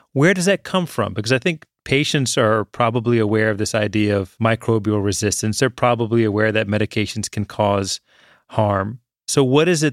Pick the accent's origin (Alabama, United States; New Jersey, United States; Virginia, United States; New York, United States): Virginia, United States; Richmond; I grew up in Richmond, Virginia